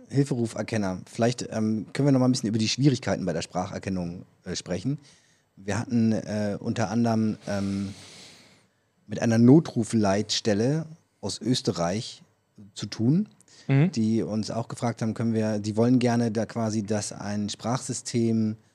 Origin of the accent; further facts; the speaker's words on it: Berlin, Germany; Ich komme aus Berlin, ist. ich weiß, was das ist.